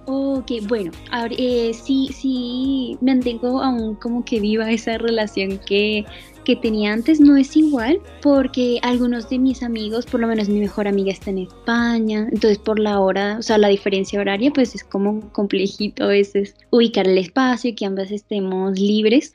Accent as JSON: {"language": "Spanish", "town": "Caracas", "region": "Capital District", "country": "Venezuela", "moved": "yes", "said": "tengo ahorita 20 años y soy de Caracas, Venezuela."}